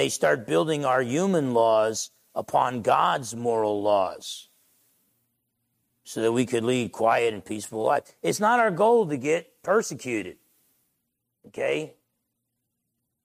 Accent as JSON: {"language": "English", "area": "Essex County", "region": "New Jersey", "country": "United States", "moved": "yes", "lives_now": "Bremerton, United States", "said": "I'm from Essex County, New Jersey. Now I've been a Bremertonian for quite some time here"}